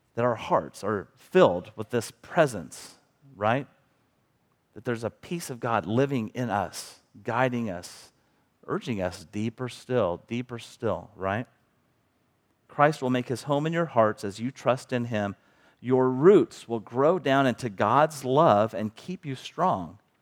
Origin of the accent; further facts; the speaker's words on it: Bethany, Missouri, United States; also born or lived in Kansas City; now in Cameron, United States; I grew up in Bethany, a small town